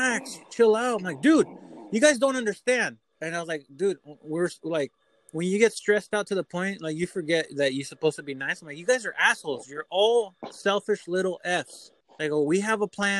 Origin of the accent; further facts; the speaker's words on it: California, United States; now in Kennewick, United States; I'm from California